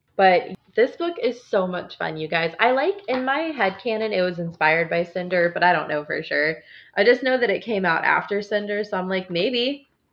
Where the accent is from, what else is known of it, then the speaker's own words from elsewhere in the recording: Illinois, United States; I grew up in Illinois